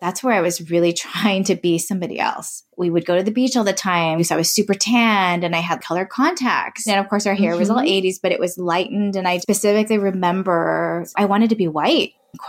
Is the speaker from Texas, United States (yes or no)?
no; Los Angeles, California, United States; moved away as an adult; now in Bay Area, United States; I am born and raised in Los Angeles, California, Southern California. Grew up in the 80s in a very pretty suburban part of LA called Hacienda Heights. And I currently, which I didn't say before, but I currently live in the Bay Area.